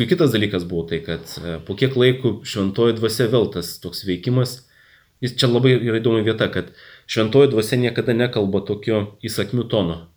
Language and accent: Lithuanian; Jurbarkas, Tauragė County, Lithuania; moved away as an adult; now in Kaunas, Lithuania; augau Jurbarke, tai Jurbarke žinojau bažnyčią, o kada atsikėliau studijuoti į Kauną ir, ir pradėjau čia gyventi